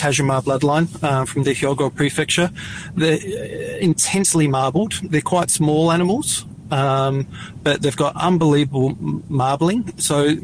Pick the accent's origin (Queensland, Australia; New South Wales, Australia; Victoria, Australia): Victoria, Australia; Serpentine; also born or lived in South Australia; We grew up in a small town north of Bendigo, a little town called Serpentine. We moved there from South Australia when I was, when I was a toddler, 2 or 3 years of age. So I've mainly, you know, grown up in Victoria